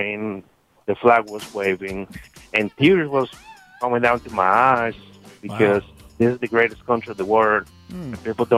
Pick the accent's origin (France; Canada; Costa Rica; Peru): Costa Rica; English is a second language; moved away as an adult; now in United States; I was born and raised in Costa Rica, which is in Central America.